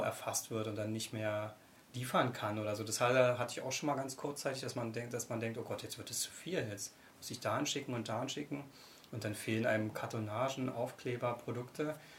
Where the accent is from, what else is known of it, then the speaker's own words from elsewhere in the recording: Brandenburg, Germany; also born or lived in Köpenick / Müggelsee area, Berlin / Potsdam; Brandenburg ist meine Heimat, da bin ich geboren und aufgewachsen